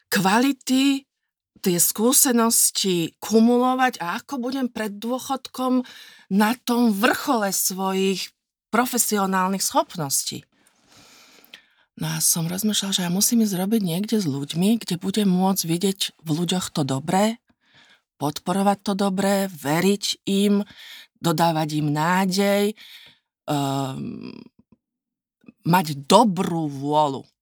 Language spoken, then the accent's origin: Slovak; Nitra, Nitra Region, Slovakia; moved away as an adult; also born or lived in Bratislava; now in Vienna, Austria; ja som sa narodila v Nitre